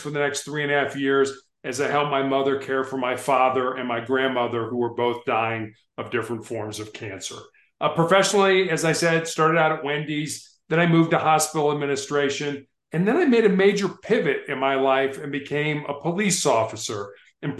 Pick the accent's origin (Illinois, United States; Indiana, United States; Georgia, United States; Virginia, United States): Illinois, United States; Chicago; also born or lived in Charleston, South Carolina; I was born on the South Side of Chicago